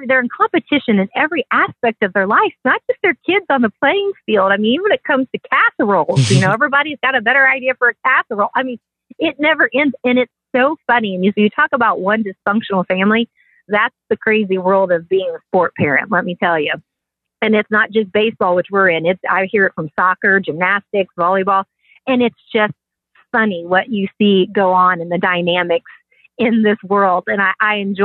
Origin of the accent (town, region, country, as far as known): Kansas City, Kansas, United States; born or raised there